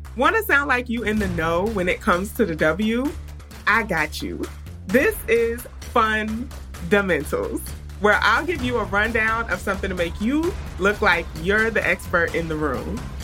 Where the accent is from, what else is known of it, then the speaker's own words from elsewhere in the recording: New York, United States; I'm from New York